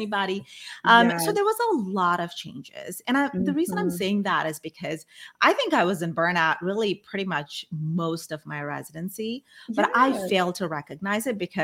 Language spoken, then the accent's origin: English; Brunei; first language Malay; English is a second language; moved away as an adult; also born or lived in India; when I was a kid, I grew up in Brunei. It's on the island of Borneo. And mm-hmm. I'm originally from India